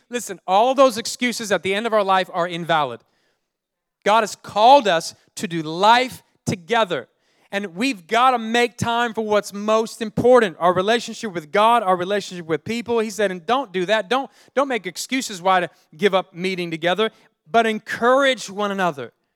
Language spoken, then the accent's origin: English; Oakland, California, United States; I grew up in Oakland, California